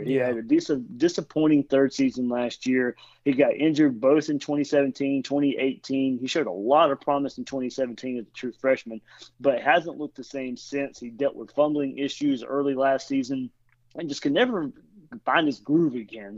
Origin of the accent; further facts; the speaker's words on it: Blackshear, Georgia, United States; also born or lived in Jacksonville, Florida; I was born in Jacksonville, but uh, yeah, my, my parents moved to Southeast Georgia, Waycross Blackshear area.